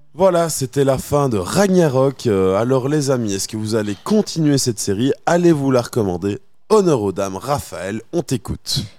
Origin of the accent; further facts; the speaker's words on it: Belgium; en tant que Belge campagnard